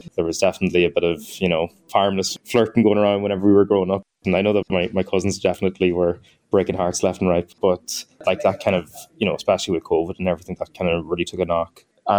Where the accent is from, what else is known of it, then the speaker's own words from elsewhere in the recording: Rannafast, Ulster, Ireland; moved away as an adult; now in Dublin, Ireland; So I'm from Ranafast, which is a small Gaeltacht area in Donegal.